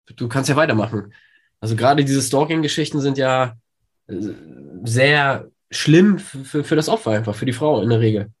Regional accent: Poland; now in Germany; ich komm ja äh, ursprünglich aus Polen

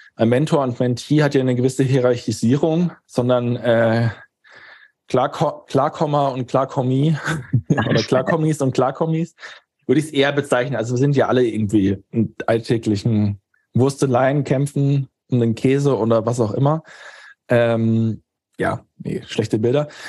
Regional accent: Germany; als Deutscher

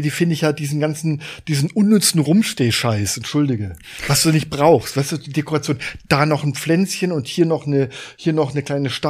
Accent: France; German is a second language; ja als Franzose besser als du wahrscheinlich.

